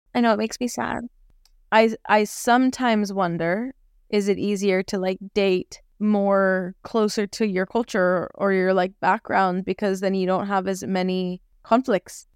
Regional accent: United States; being from America

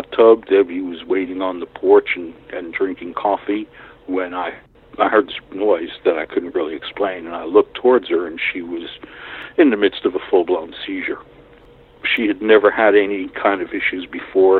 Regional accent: New York City, New York, United States; moved away as an adult; now in Watauga County, United States; I grew up in New York City in Brooklyn

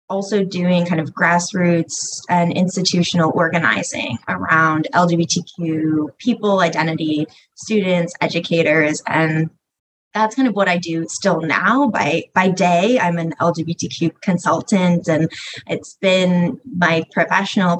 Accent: small town off Cape Cod, Massachusetts, United States; I was raised in a super small town off of Cape Cod in Massachusetts

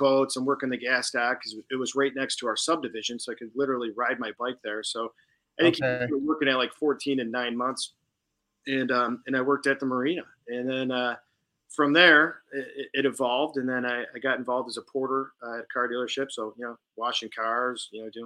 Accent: Commerce Township, Michigan, United States; I was born and raised in Commerce Township, Michigan. So I've been in Michigan pretty much my whole life

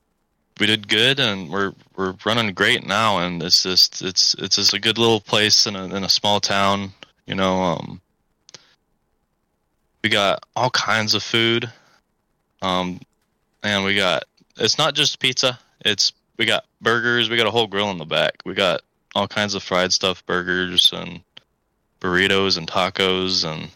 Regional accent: North Carolina, United States; also born or lived in Surprise, Arizona / Texas; now in Goodyear, United States; I was really raised in North Carolina. I think that's where I lived most of my childhood, and then I moved to Texas for a couple years, and now I moved my way back here where the family is all at.

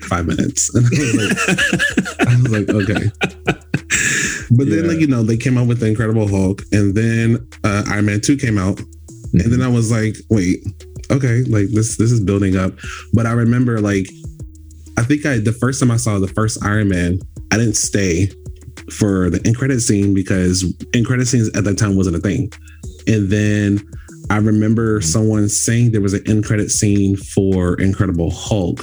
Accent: Florida, United States; now in California, United States; I'm originally from Florida

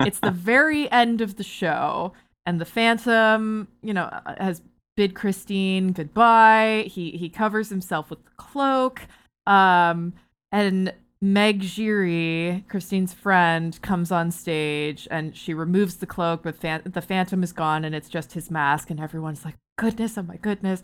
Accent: Barrie, Ontario, Canada; moved away; I'm from Barrie originally

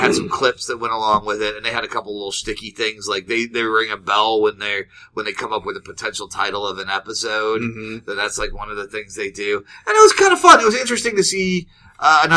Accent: Midwest, United States; we're from the Midwest and we're really polite

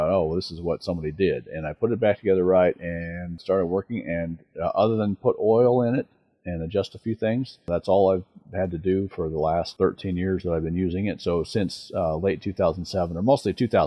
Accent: Denver, Colorado, United States; I grew up in Denver

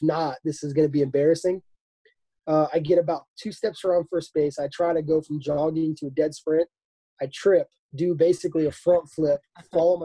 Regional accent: Florida Keys, United States; I grew up in the Florida Keys

